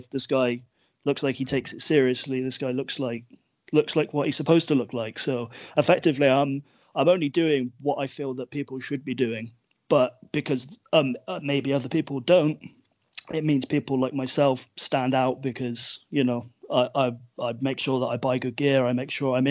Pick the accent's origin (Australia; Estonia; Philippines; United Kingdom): United Kingdom; England; we're a country of British people